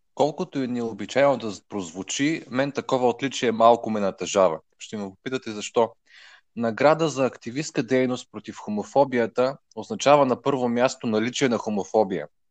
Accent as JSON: {"language": "Bulgarian", "town": "Kardzhali", "region": "Kardzhali Province", "country": "Bulgaria", "tie": "born or raised there", "moved": "yes", "lives_now": "Plovdiv, Bulgaria", "said": "Към момента живея в Пловдив, родом съм от Кърджали"}